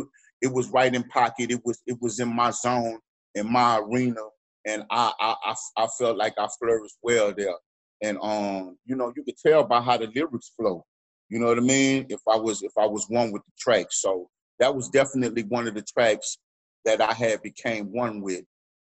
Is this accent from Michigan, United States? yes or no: no; Houston, Texas, United States; also born or lived in New Orleans; So I am from Houston, right? Right? I just happen to be a dual city representative. That's what I say. I'm from both places, right?